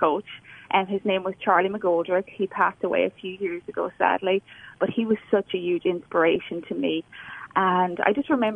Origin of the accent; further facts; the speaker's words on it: Ireland; moved away as an adult; also born or lived in North Carolina, United States; now in Alabama, United States; I'm from Ireland. So I grew up playing junior golf back there